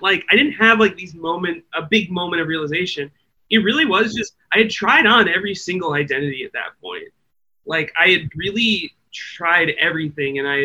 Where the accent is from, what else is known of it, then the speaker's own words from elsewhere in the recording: Midwest, United States; I grew up in the Midwest